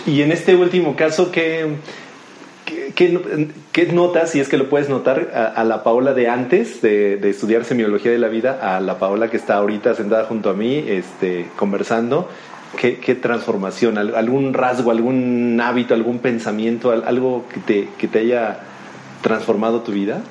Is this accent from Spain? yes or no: no; Mexico; yo como mexicano